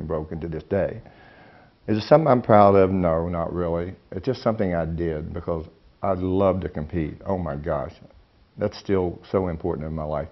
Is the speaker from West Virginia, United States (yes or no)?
yes; West Virginia, United States; I'm from West Virginia. I love being from West Virginia, even though I've been the butt of a lot of jokes. I grew up in a small little community, about 500 people